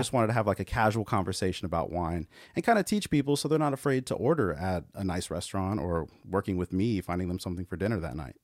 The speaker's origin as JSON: {"language": "English", "region": "California", "country": "United States", "moved": "yes", "lives_now": "Texas, United States", "said": "I'm Californian"}